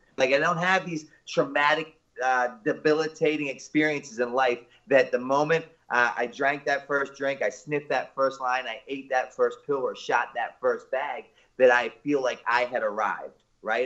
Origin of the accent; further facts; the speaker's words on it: Baltimore, Maryland, United States; I'm originally from Baltimore, Maryland, born and raised